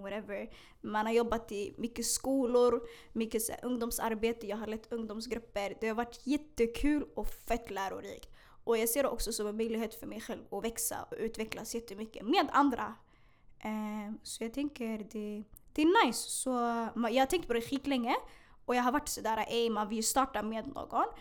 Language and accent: Swedish; Stockholm, Stockholm County, Sweden; also born or lived in Hagsätra, Stockholm; Jag är född i Hagsätra, jag är uppvuxen i Bredäng.